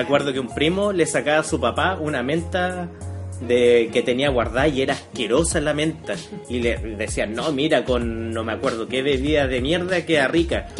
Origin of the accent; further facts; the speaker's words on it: Yumbel, Biobío, Chile; now in Concepción, Chile; que vengo de Yumbel